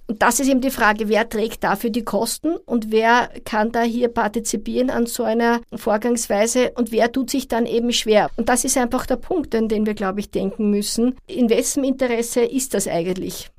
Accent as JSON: {"language": "German", "country": "Austria", "said": "bei uns in Österreich"}